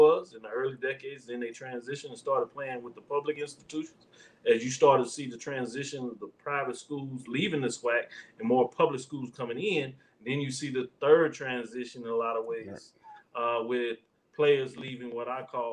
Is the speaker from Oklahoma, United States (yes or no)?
yes; Norman, Oklahoma, United States; also born or lived in Texas; I was born in Norman, Oklahoma